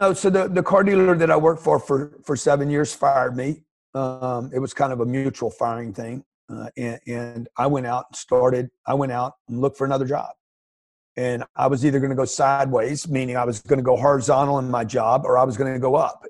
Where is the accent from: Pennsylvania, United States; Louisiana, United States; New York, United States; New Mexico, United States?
Louisiana, United States; Lake Charles; I grew up in Lake Charles, Louisiana, middle class family, a single mother